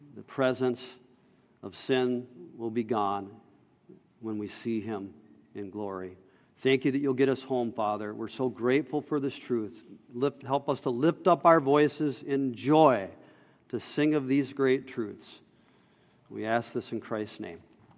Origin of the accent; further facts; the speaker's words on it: Minnesota, United States; we're also Minnesotan